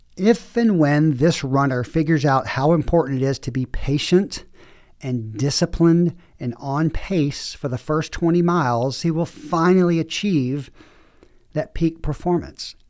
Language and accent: English; the South, United States; now in Southwest, United States; I grew up in the South